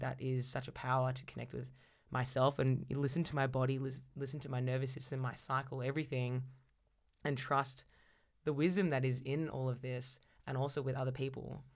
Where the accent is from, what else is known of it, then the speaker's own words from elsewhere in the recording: Melbourne, Victoria, Australia; I was born and raised in Melbourne